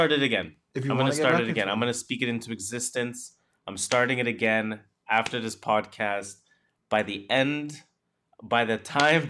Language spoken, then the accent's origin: English; Canada; we are Canadian